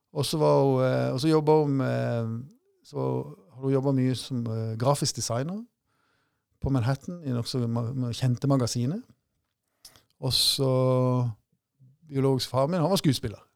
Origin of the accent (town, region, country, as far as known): Mandal, Agder, Norway; born or raised there; also born or lived in Long Island, New York, United States / Brooklyn, New York, United States